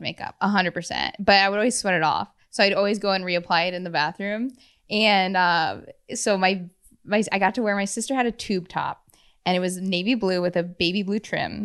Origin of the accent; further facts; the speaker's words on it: Madison, Wisconsin, United States; I grew up in Madison